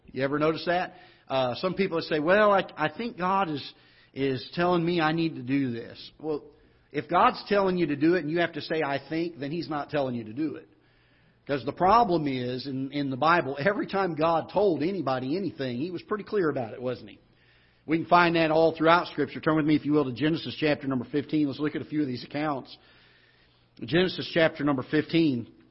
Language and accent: English; Florida, United States; accent: Southern twang; now in Festus, United States; I grew up in the South, in Florida